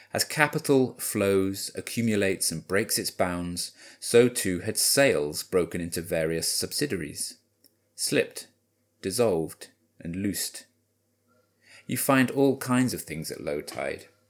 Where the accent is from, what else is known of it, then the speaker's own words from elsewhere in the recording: Wales, United Kingdom; I grew up in Wales, so I don't want to mimic the Welsh accent at this point